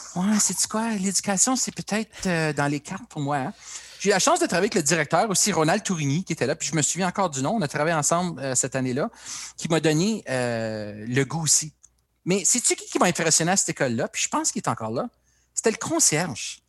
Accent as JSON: {"language": "French", "town": "Timmins", "region": "Ontario", "country": "Canada", "tie": "born or raised there", "also_born_or_lived": "Ottawa", "said": "je suis un petit gars du Nord, né, grandi à Timmins"}